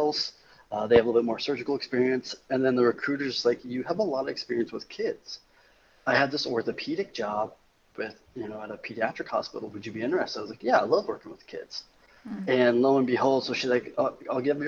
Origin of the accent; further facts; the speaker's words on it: Western Kansas, United States; I grew up in Western Kansas